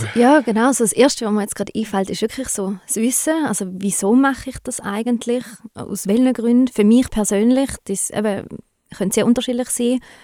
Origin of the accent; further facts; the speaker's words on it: Switzerland; bei uns in der Schweiz